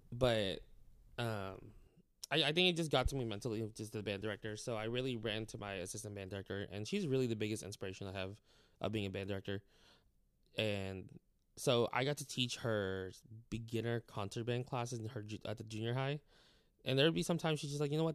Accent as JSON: {"language": "English", "town": "Clovis", "region": "California", "country": "United States", "also_born_or_lived": "Texas", "moved": "as an adult", "lives_now": "Wharton, Texas, United States", "said": "I'm from California"}